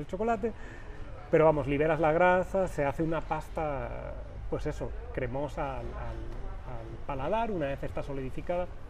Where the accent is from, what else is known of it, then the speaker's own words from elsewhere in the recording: Valencia, Valencian Community, Spain; moved away as an adult; now in Guadalajara, Mexico; yo soy español, vengo de Valencia, de cerquita del Mediterráneo, y llevo ya, voy para cuatro años en México